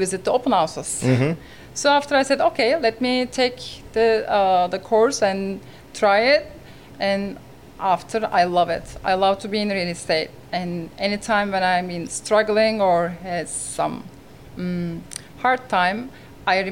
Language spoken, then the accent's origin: English; Istanbul, Turkey; English is a second language; moved away as an adult; now in Sarasota, United States; I'm originally from Turkey, Istanbul, and 2009 I decided to come to United States